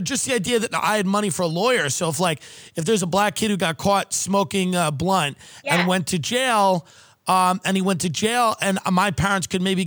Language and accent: English; Long Island, New York, United States; where I grew up in Long Island